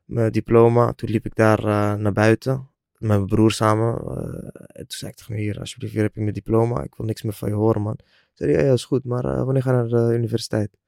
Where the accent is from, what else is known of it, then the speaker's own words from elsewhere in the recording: 's-Hertogenbosch, North Brabant, Netherlands; ik woon alweer een paar jaar in Den Bosch, waar ik ben eh, geboren en getogen